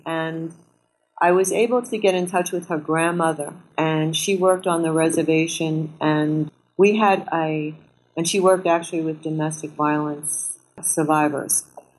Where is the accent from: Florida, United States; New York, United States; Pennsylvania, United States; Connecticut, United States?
New York, United States; New York City; Me, myself, I was born in Brooklyn, I grew up in New York City, lived here my whole life.